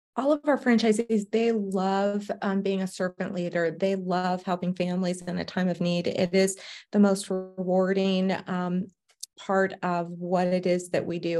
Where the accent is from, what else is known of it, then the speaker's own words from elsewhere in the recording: Savannah, Georgia, United States; now in Arizona, United States; born and raised in Savannah, Georgia